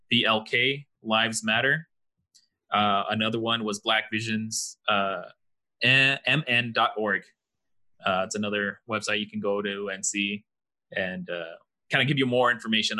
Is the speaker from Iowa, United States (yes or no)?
no; El Paso, Texas, United States; We grew up in El Paso, Texas. Me and you are Mexican, Julian.